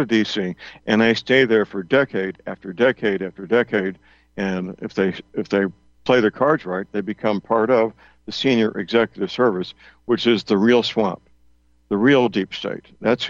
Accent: St. Louis, Missouri, United States; My hometown, St. Louis

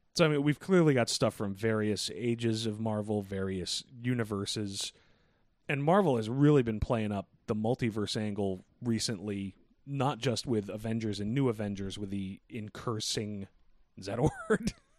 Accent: Boston, Massachusetts, United States; I'm from Boston

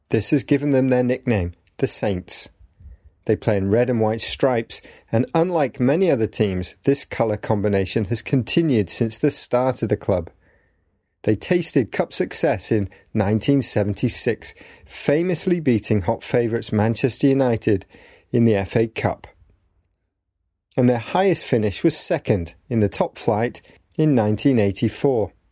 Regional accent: Hungary; English is a second language; I'm from Hungary.

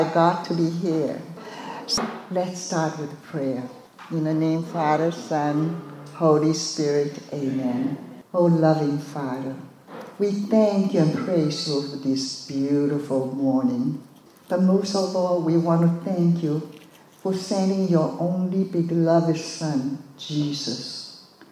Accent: Shanghai, China; moved away; I was born in Shanghai, China, and both my parents were Buddhist.

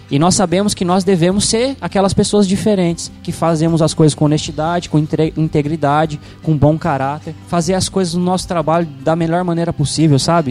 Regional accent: Brazil; como brasileiro de maneira geral

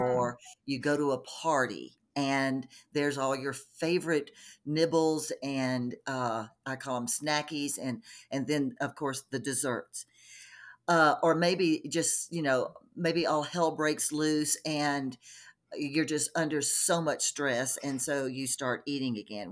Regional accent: Texas, United States; also born or lived in Colorado; now in Denver, United States; I'm originally from Texas. uh, grew up in Texas

